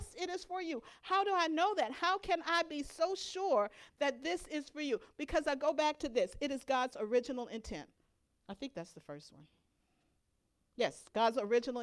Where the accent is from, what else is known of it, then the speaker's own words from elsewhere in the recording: Louisiana, United States; My growing up in Louisiana, we had a fig tree in our backyard